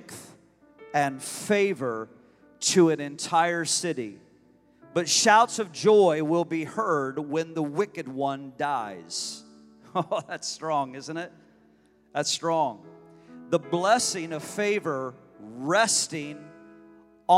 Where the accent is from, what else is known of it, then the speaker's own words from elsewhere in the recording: United States; I'm a Christian first, but I'm an American. I'm proud to be an American.